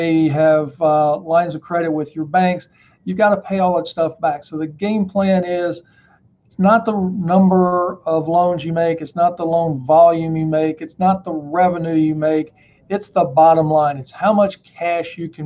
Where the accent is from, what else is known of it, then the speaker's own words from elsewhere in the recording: Atlanta, Georgia, United States; moved away as an adult; Atlanta. It's my hometown.